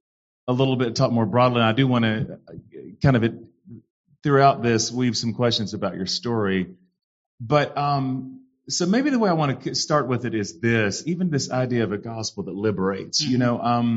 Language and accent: English; the South, United States; but that was not always my experience of it growing up in the South and white Pentecostal, kind of rural churches in the South.